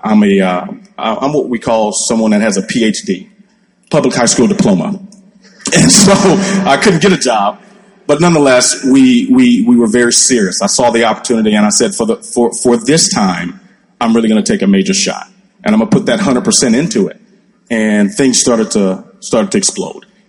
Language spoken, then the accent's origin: English; Nigeria; now in United States; I was born in the States and raised over in Nigeria